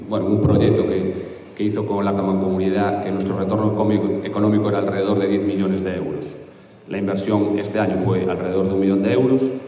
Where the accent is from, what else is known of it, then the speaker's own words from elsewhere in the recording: Galicia, Spain; dentro de Galicia pues capta muy bien lo que somos los gallegos